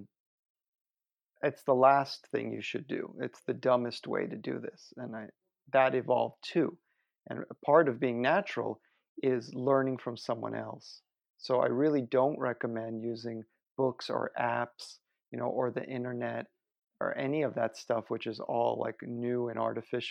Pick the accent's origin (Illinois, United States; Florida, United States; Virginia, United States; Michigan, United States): Florida, United States; Miami; moved away; I'm from Miami